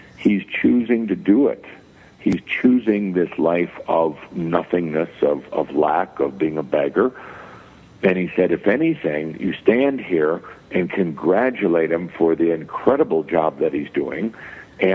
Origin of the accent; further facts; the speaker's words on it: Midwest, United States; I was born and raised in the Midwest, Catholic background